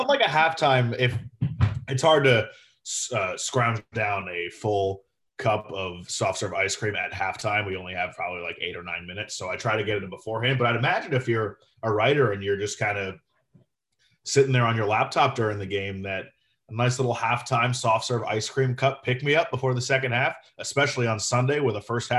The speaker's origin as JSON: {"language": "English", "region": "Florida", "country": "United States", "tie": "born or raised there"}